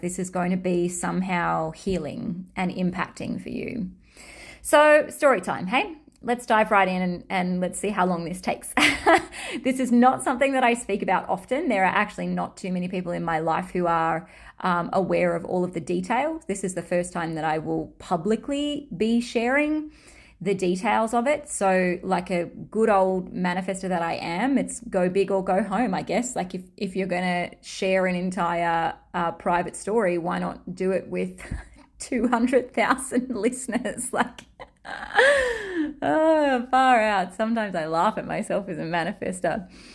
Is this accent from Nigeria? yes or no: no; Australia; accent: Australian; my Australian accent